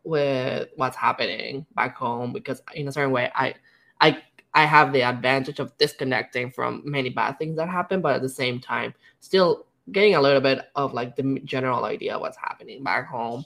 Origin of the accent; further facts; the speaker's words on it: Mexico; first language Spanish; English is a second language; moved away as an adult; now in Canada; growing up in Mexico